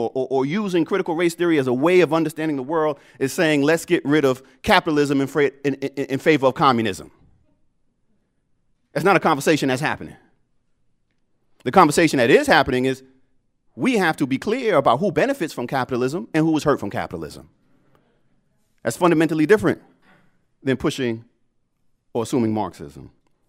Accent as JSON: {"language": "English", "region": "Ohio", "country": "United States", "tie": "born or raised there", "said": "You know, I grew up poor in Southeast Ohio. We didn't even have well water."}